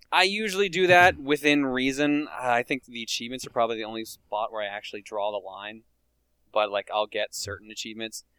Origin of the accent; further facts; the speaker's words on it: Newfoundland and Labrador, Canada; accent: Newfoundland; moved away; also born or lived in Calgary; anyone else from Newfoundland